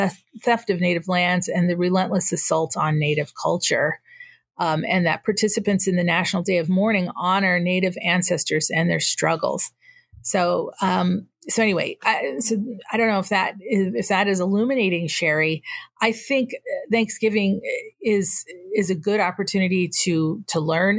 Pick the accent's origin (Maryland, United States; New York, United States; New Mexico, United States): New Mexico, United States; Northern; now in Yakima Reservation, United States; I'm Tewa from Northern New Mexico, but I happen to live on the Yakima Reservation.